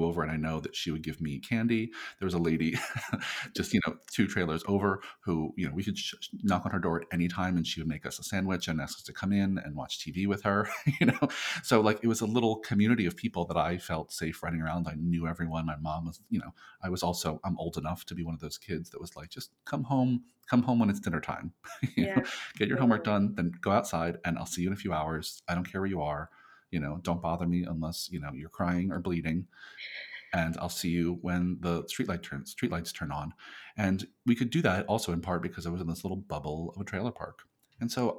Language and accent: English; near Long Beach Island, New Jersey, United States; moved away; also born or lived in Burlington County, New Jersey / New York City; We lived in South Jersey near, just basically near Long Beach Island, New Jersey